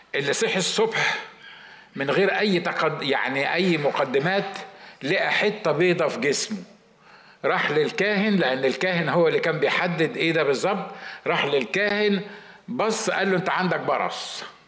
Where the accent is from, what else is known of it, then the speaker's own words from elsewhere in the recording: Egypt; عندنا في مصر